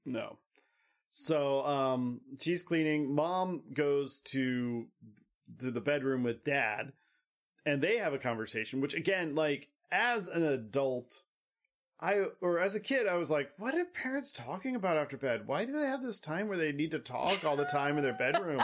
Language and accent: English; United States; we're American